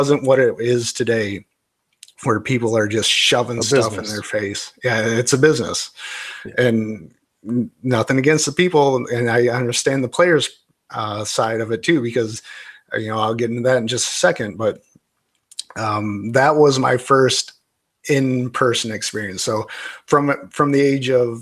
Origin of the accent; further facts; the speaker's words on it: Michigan, United States; now in Florida, United States; as a kid, I grew up in Michigan